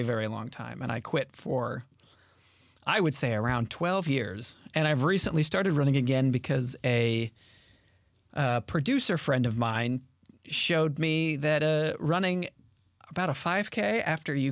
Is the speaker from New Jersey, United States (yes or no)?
no; South Central Nebraska, United States; moved away as an adult; I'm from South Central Nebraska, which means I'm from a very rural community